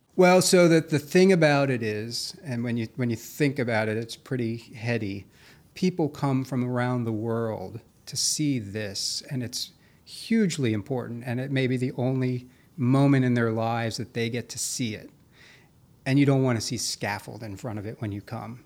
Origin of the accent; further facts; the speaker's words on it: Carroll County, Maryland, United States; moved away as an adult; also born or lived in Virginia / Boston / New York; I grew up out in, uh, Carroll County